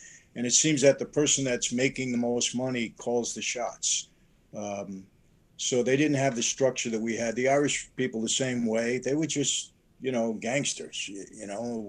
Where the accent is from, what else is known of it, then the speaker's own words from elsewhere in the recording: Naples, Campania, Italy; now in United States; one of the mafia families in Naples, which is my hometown, my parents' hometown.